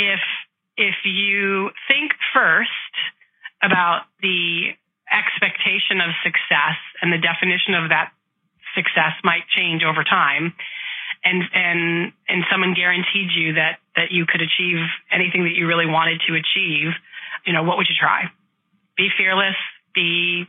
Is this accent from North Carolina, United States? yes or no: no; Chicago, Illinois, United States; I grew up in Chicago in the Midwest